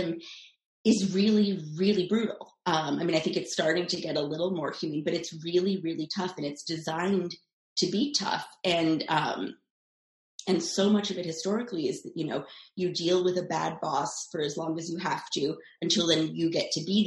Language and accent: English; Los Angeles, California, United States; I am from Los Angeles